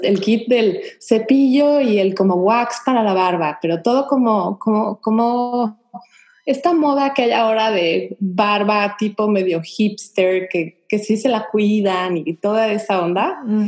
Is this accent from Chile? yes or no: no; Mexico; now in Houston, United States; nosotros como mexicanos que estamos viviendo aquí